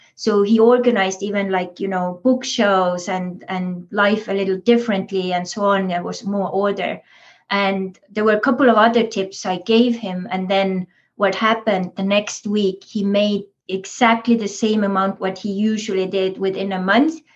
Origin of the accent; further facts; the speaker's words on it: Estonia; moved away; also born or lived in Big Island, Hawaii; as coming from Estonia, I grew up in Soviet Estonia